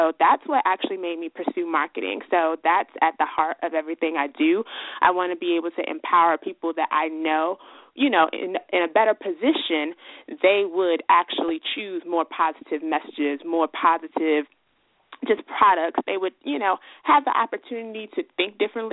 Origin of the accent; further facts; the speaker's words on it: Chicago, Illinois, United States; I'm a Chicago native